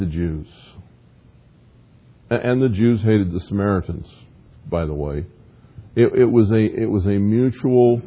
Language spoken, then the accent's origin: English; the South, United States; I grew up in the South